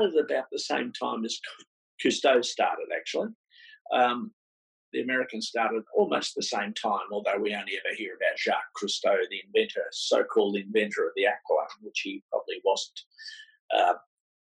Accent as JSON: {"language": "English", "town": "Melbourne", "region": "Victoria", "country": "Australia", "tie": "born or raised there", "said": "I was born in Melbourne, in a place called Ringwood, a suburb called Ringwood"}